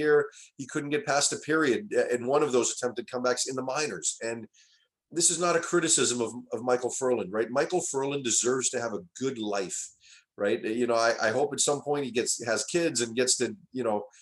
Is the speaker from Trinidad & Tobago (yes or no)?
no; Vancouver, British Columbia, Canada; it is my hometown.